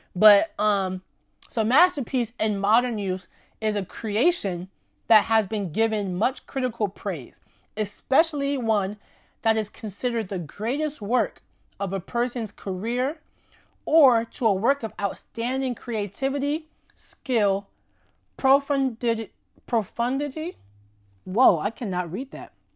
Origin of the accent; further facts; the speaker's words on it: New York City, New York, United States; also born or lived in Lafayette, Indiana; raised in New York City my entire life